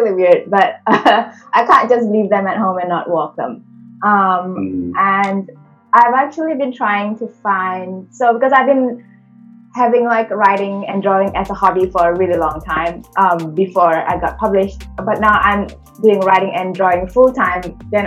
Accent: Singapore; accent: Singlish; English is a second language; moved away as an adult; also born or lived in Indonesia; now in Australia; I was born in Indonesia, and then when I was about 9, I moved to Singapore. That's where I grew up before I came to Australia. So I learned English when I was 9 years old

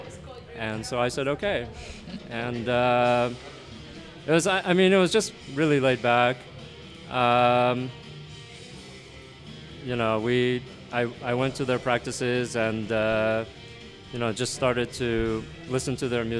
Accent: Ohio, United States; also born or lived in Montreal; now in New York, United States; I grew up in Ohio

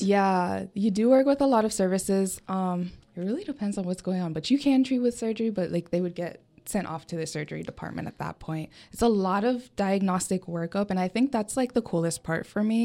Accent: Coconut Creek, Florida, United States; my hometown is down in South Florida, for a small, smaller city called Coconut Creek

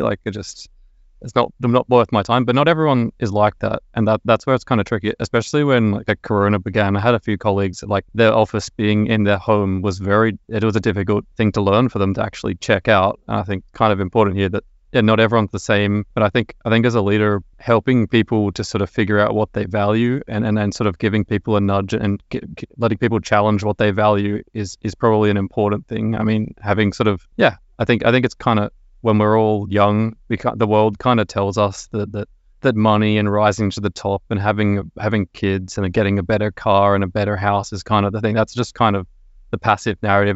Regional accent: Sydney, New South Wales, Australia; moved away as an adult; now in Stockholm, Sweden; I'm originally from Sydney, Australia.

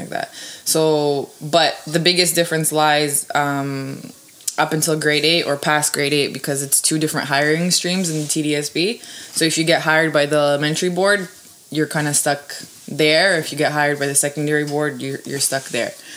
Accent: Toronto, Ontario, Canada; born or raised there; also born or lived in Serbia

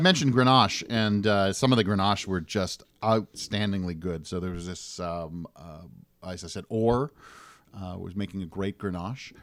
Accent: Canada; as a Canadian

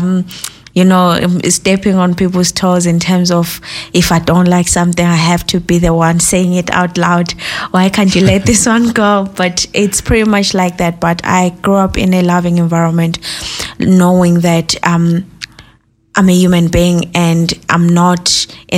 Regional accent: Zimbabwe; moved away as an adult; now in Ireland; I'm originally from Zimbabwe, and I was raised by in a Christian background

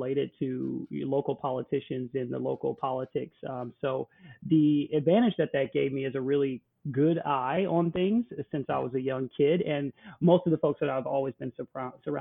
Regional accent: United States; also born or lived in Milwaukee; being an American who grew up here in the United States

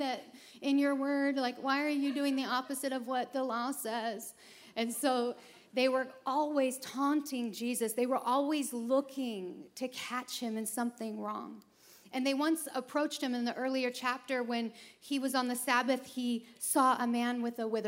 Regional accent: Chicago, Illinois, United States; I'm from Chicago

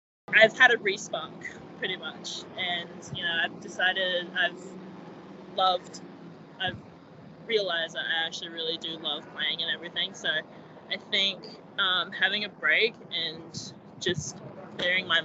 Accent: Brisbane, Queensland, Australia; moved away as an adult; I'm from Brisbane

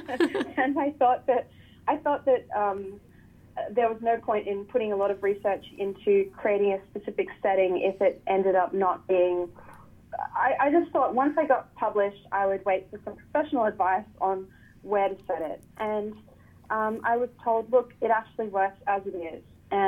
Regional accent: Australia; as an Australian

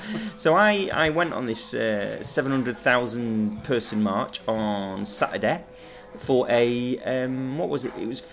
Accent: United Kingdom; I'm British.

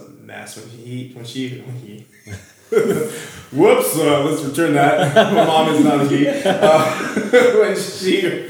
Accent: Southern California, United States; I was raised here in Southern California.

